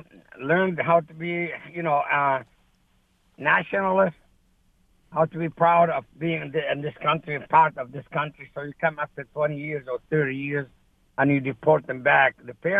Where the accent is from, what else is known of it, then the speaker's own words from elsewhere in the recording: Lebanon; moved away as an adult; also born or lived in Saudi Arabia; now in United States; I am from Lebanon.